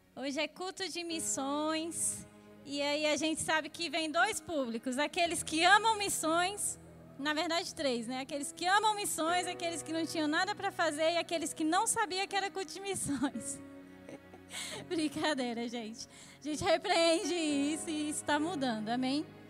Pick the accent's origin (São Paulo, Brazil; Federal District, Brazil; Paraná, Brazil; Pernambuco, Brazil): Federal District, Brazil; Brasília; eu sou de Brasília. E lá em Brasília